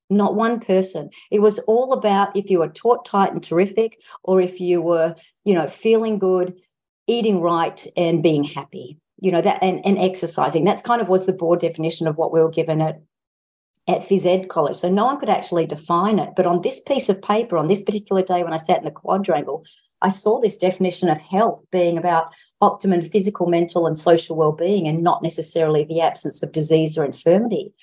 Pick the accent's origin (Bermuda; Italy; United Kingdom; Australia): Australia; because I'm an Australian